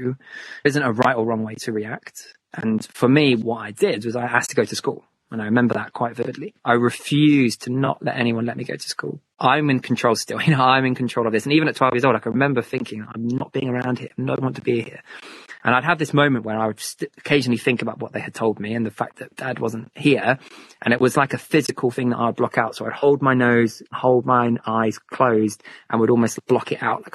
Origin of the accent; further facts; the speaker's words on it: St Ives, South West England, United Kingdom; I grew up in Cornwall, so St. Ives in Cornwall